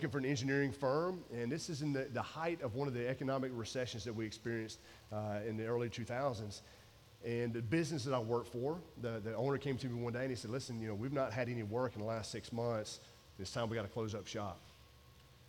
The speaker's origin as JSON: {"language": "English", "region": "Georgia", "country": "United States", "also_born_or_lived": "Maryland", "moved": "as an adult", "said": "I'm from Georgia"}